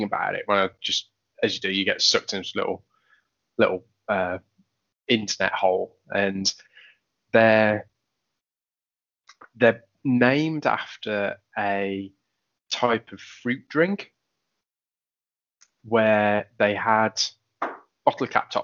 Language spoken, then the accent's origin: English; Poland; moved away; growing up in Poland, it was a tough upbringing.